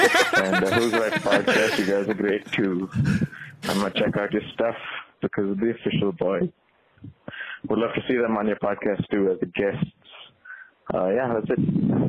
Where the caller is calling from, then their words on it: India; I'm calling from India